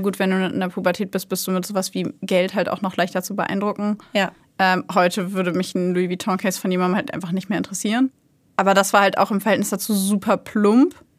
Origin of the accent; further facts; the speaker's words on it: Hanover, Lower Saxony, Germany; moved away; ich komme eigentlich aus Hannover, bin da aufgewachsen